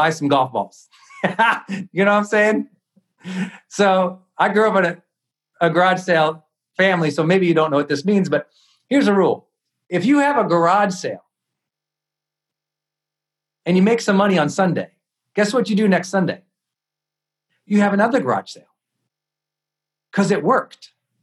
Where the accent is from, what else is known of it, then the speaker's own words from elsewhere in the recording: Montana, United States; I'm a kid from Montana, and I grew up in the part of town